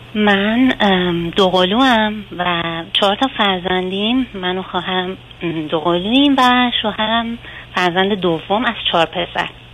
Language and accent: Persian; southern Iran, Iran; من و همسرم از شهرستان جنوب کشور شهر کوچیک در واقع متولد شدیم